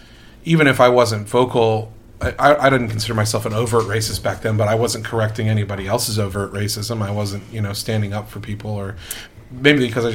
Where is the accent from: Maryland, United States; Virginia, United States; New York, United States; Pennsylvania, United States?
Virginia, United States; Northern; I grew up in the South, but in Northern Virginia for the most part, in a rural area